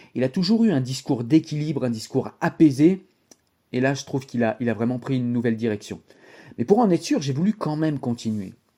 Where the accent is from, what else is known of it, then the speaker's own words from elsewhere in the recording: France; je viens de ces quartiers, et je suis un enfant de l'ADAS